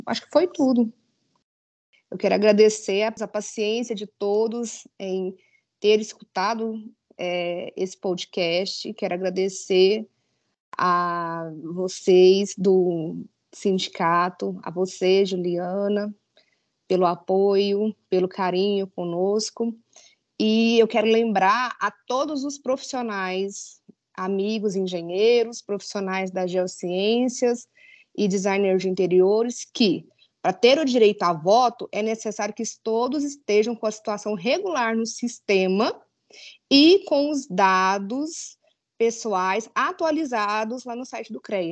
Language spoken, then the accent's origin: Portuguese; Itaberaí, Goiás, Brazil; Sou natural de Itaberaí